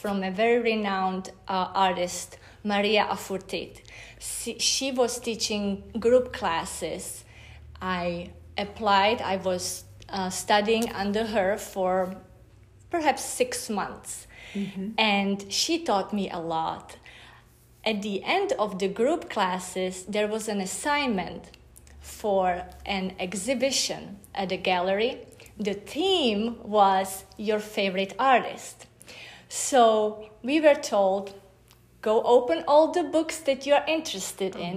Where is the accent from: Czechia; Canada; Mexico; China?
Czechia; moved away as an adult; now in United States; I was born in Czechoslovakia. So former Czechoslovakia, it's now Czech Republic.